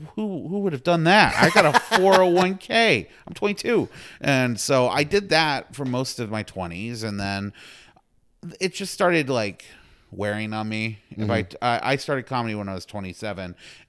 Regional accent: Houston, Texas, United States; But yeah, I'm a Texan. Like, okay. That's who I'm from Houston.

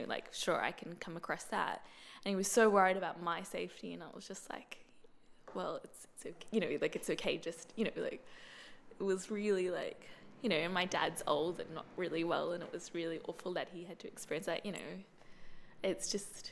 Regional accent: Brisbane, Queensland, Australia; I'm from Brisbane. Like, I was born, I grew up, and I live in Brisbane.

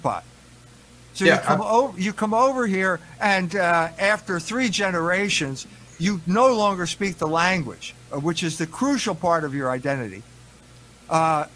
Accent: United States; also born or lived in Germany; I'm an American, I have this particular identity.

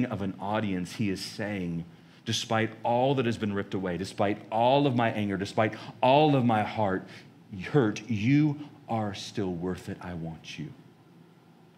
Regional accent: United States; as American Christians

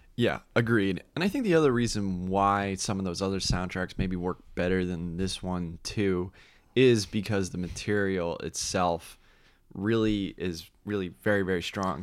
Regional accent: Orlando, Florida, United States; growing up in Orlando, Florida

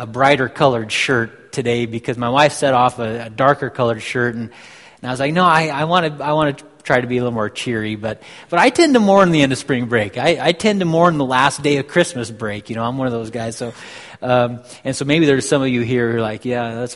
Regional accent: Walla Walla, Washington, United States; also born or lived in Quebec, Canada; I was born in Walla Walla, Washington

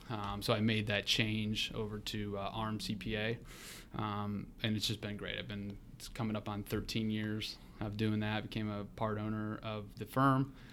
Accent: North Royalton, Ohio, United States; now in Columbus, United States; born and raised in the Cleveland area, North Royalton

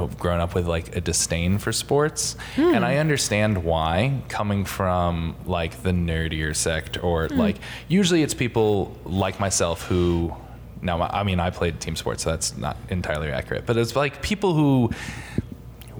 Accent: Connecticut, United States; I am from Connecticut

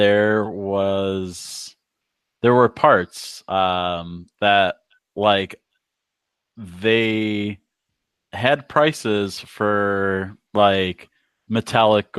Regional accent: Chicago, Illinois, United States; now in Florida, United States; I'm from Chicago, and I came here by accident

